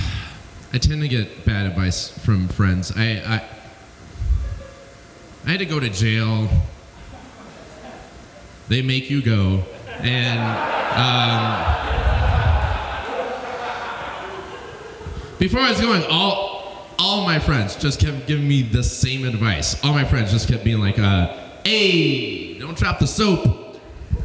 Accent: Alabama, United States; I'm from Alabama

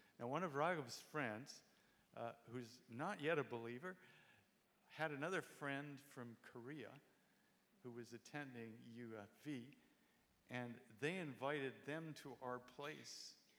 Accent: India; born there; I was born in India. … so the expectations for missions were great.

